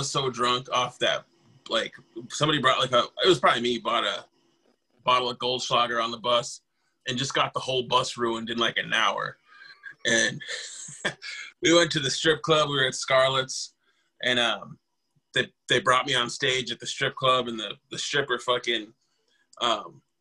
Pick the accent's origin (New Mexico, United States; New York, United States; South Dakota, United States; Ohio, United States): South Dakota, United States; Rosebud Reservation; now in Sioux Falls, United States; I'm from the Rosebud Reservation. Currently I live in Sioux Falls